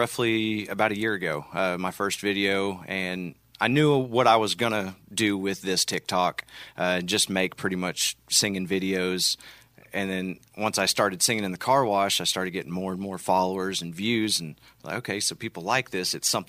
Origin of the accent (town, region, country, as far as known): Sapulpa, Oklahoma, United States; born or raised there